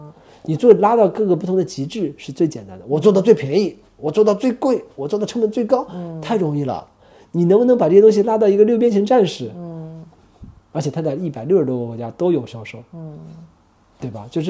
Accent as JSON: {"language": "Chinese", "country": "China", "tie": "born there", "said": "因为我觉得我们作为在中国这片土地上出生的孩子，我们从小的价值观的培养的养成是做不到那种程度去的。"}